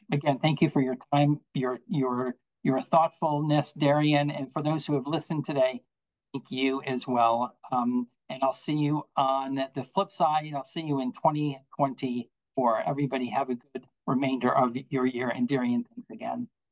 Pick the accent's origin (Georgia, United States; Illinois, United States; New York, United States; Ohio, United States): New York, United States; Buffalo; now in Virginia, United States; I'm from Buffalo, um, and have lived in Virginia now for a number of years